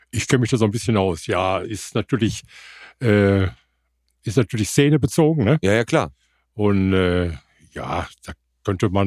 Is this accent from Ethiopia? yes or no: no; Essen, North Rhine-Westphalia, Germany; also born or lived in Bottrop; ich bin eigentlich von Hause aus äh, gebürtiger Essener. Mhm. Muss dazu sagen, bin in essen delwig aufgewachsen.